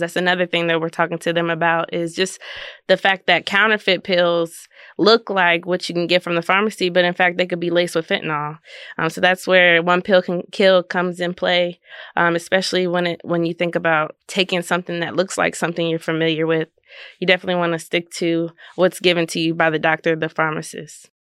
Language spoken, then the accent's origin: English; Maryland, United States; now in Kansas, United States; I'm from Maryland